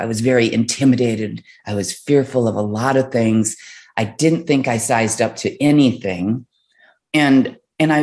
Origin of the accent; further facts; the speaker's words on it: Midwest, United States; I was raised in the Midwest